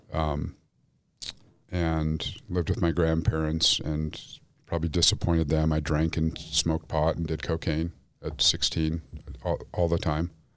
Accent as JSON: {"language": "English", "town": "Salt Lake City", "region": "Utah", "country": "United States", "tie": "born or raised there", "said": "Grew up Jewish in Salt Lake City"}